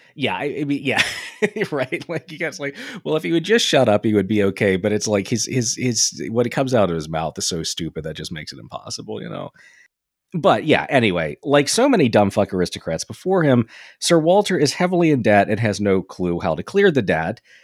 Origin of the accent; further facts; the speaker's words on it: England, United Kingdom; being an English guy